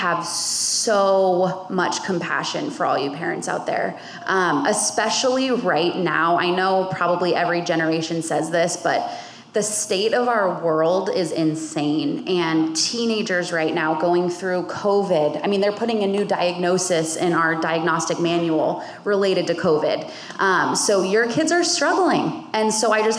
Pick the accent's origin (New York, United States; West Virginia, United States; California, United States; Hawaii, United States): California, United States; Bay Area; I grew up in the Bay Area